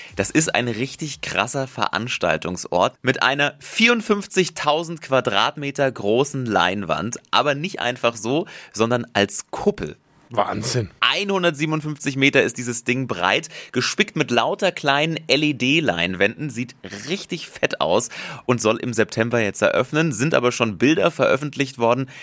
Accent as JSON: {"language": "German", "country": "Germany", "said": "bei uns in Deutschland"}